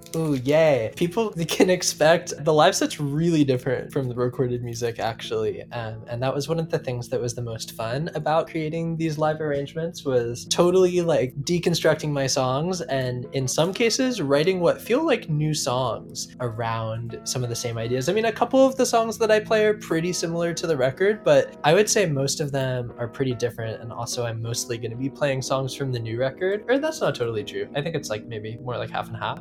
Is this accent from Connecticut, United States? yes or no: no; Seattle, Washington, United States; now in Oakland, United States; I grew up in Seattle.